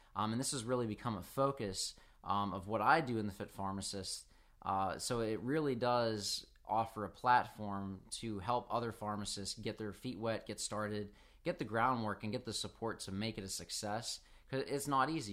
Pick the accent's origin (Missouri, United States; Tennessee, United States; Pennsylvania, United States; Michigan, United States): Pennsylvania, United States; Pittsburgh; I'm, I'm from Pittsburgh up north